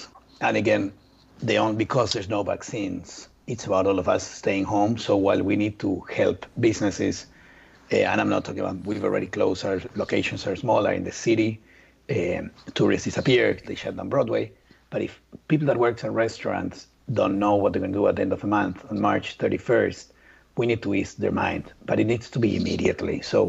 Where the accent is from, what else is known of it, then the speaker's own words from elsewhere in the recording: Argentina; English is a second language; I'm from Argentina.